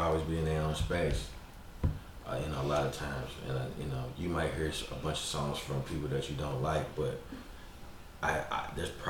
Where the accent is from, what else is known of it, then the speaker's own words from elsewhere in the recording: Texas, United States; I grew up in Texas